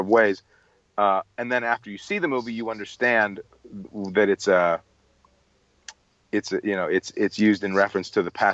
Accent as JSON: {"language": "English", "town": "Chicago", "region": "Illinois", "country": "United States", "tie": "born or raised there", "said": "When I was growing up in Chicago"}